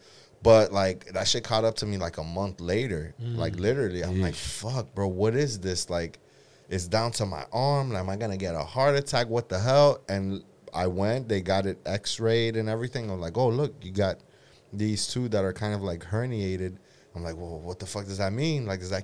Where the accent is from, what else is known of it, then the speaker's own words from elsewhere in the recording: Brazil; I'm from Brazil, but I'm from the coast.